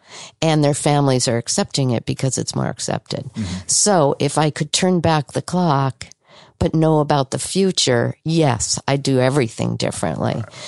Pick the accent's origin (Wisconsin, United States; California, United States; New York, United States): California, United States; Los Angeles; Los Angeles.